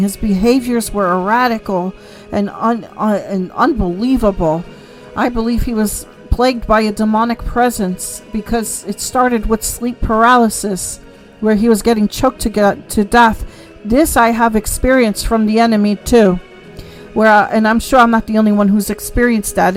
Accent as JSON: {"language": "English", "country": "United States", "said": "who we are as American people"}